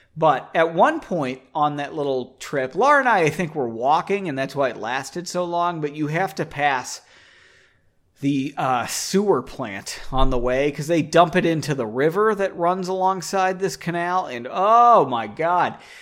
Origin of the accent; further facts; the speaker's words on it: United States; As an American